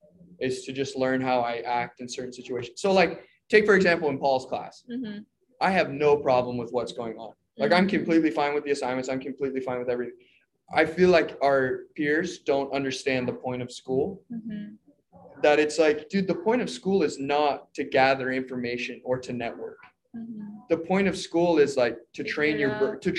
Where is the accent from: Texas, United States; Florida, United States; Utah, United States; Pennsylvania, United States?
Utah, United States; Salt Lake City; moved away as an adult; also born or lived in Hawaii; now in Laie, Hawaii, United States; I am from Salt Lake City, Utah